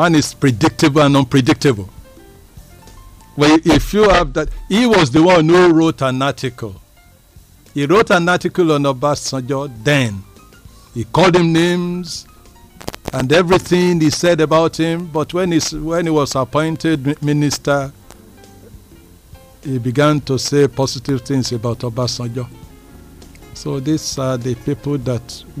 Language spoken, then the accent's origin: English; Nigeria; I'm happy that I'm a Nigerian, and I'm proud to be a Nigerian, and I'm very proud of my country, Nigeria.